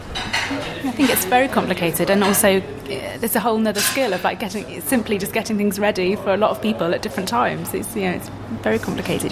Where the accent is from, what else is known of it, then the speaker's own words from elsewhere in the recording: East Midlands, United Kingdom; I'm from the East Midlands